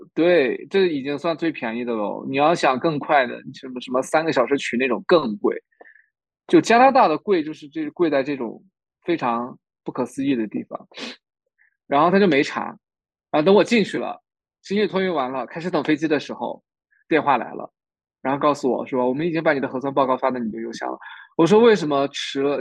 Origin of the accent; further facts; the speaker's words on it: Ningxia, China; also born or lived in Toronto, Canada / Calgary, Canada; now in Canada; 我宁夏人